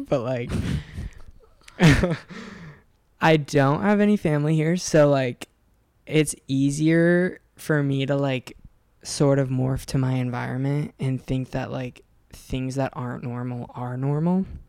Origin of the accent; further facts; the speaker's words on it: Oregon, United States; moved away as an adult; also born or lived in Encinitas, California; now in Los Angeles, United States; I was like 18, so I moved away from Oregon, and I lived in Encinitas